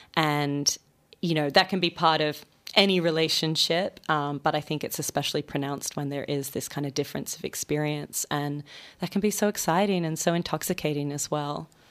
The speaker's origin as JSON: {"language": "English", "town": "Sydney", "region": "New South Wales", "country": "Australia", "tie": "born or raised there", "also_born_or_lived": "Melbourne", "moved": "as an adult", "lives_now": "New York, United States", "said": "I grew up in Sydney."}